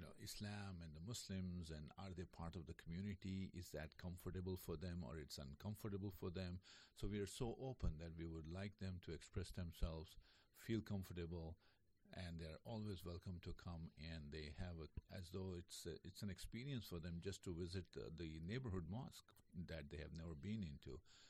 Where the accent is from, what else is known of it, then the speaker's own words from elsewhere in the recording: India; moved away as an adult; also born or lived in New Jersey; now in North Carolina, United States; Originally from India, yes.